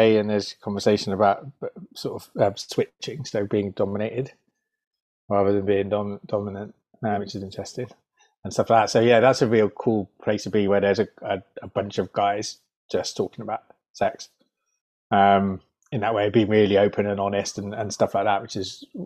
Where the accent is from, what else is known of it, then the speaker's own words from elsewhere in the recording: United Kingdom; we're British